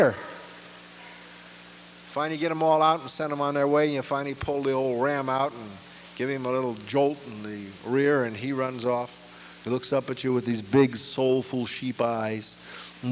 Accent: New York City, New York, United States; escape the ghetto where I was born in Brooklyn

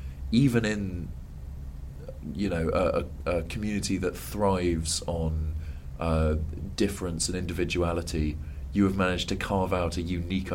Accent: Brighton, South East England, United Kingdom; I'm just from Brighton.

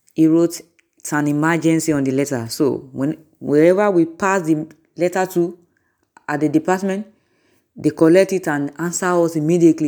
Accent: Nigeria; I'm from Nigeria.

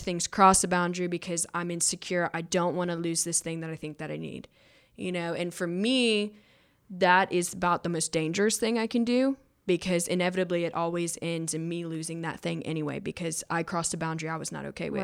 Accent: Georgia, United States; I came from Georgia

